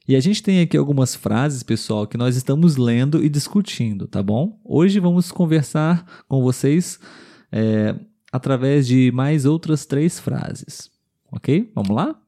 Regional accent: Brazil; somos brasileiros

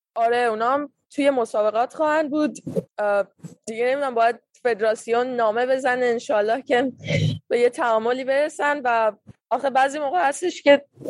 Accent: Iran; now in Washington, United States; فوتبال از تو کوچه شروع کردم وقتی ایران بودم از هفت یا هشت سالگی

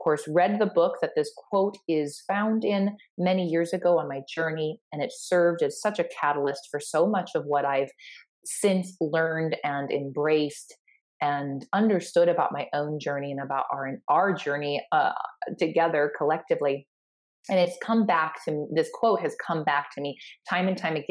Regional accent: Sioux Falls, South Dakota, United States; my hometown here in Sioux Falls, South Dakota

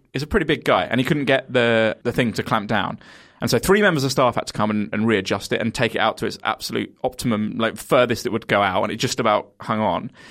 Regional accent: Kent, South East England, United Kingdom; I'm from Kent

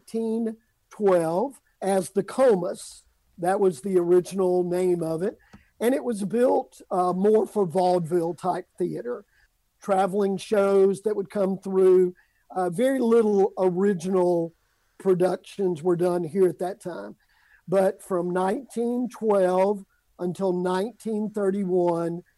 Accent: Amory, Mississippi, United States; moved away as an adult; I was living in my hometown of Amory, Mississippi

